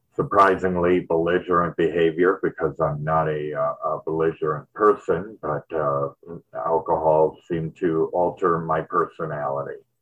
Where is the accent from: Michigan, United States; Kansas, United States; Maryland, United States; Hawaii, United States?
Michigan, United States; Detroit; moved away; I was born in Michigan, Detroit, and uh, it, it's really cold there